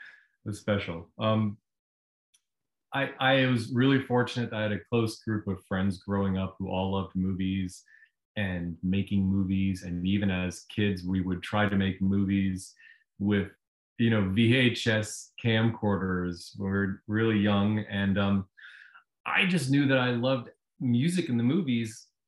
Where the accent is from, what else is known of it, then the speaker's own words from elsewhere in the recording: Virginia, United States; moved away as an adult; Oh, well, I left Virginia when I was 18.